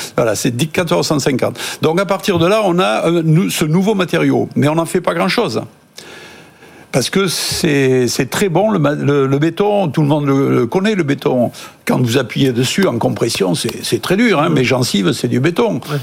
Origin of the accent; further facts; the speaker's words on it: Toulouse, Occitania, France; moi je suis toulousain donc c'est plutôt la brique